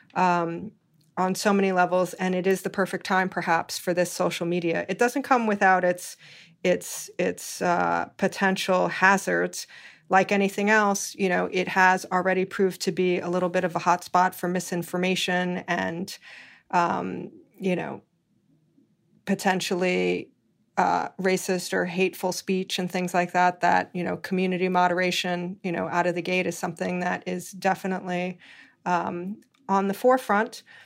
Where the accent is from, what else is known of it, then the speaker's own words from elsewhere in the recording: Hawaii, United States; moved away; I was born and raised in Hawaii